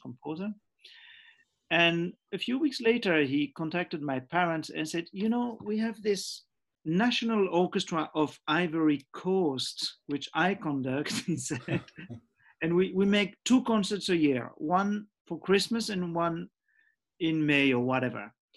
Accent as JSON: {"language": "English", "region": "Geneva", "country": "Switzerland", "tie": "born or raised there", "also_born_or_lived": "Zambia", "said": "we came back to Geneva, Switzerland, when I was nearly seven years"}